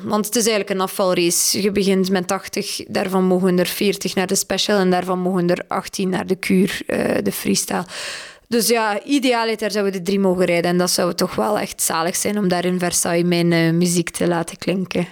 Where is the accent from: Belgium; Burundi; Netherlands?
Belgium; wij zijn een klein dressuurland